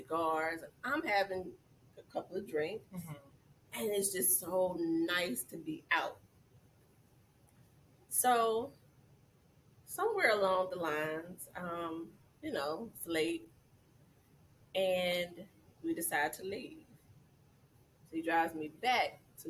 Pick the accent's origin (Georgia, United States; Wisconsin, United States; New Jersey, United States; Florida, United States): Georgia, United States; moved away; I'm from Georgia.